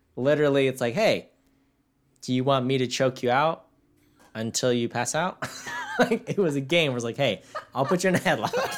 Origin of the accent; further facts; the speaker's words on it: Victorville, California, United States; I'm from Victorville